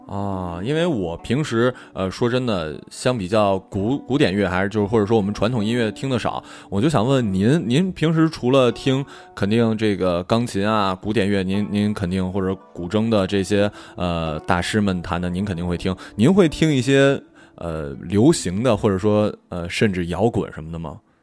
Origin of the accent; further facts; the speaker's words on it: China; 大部分都是中国人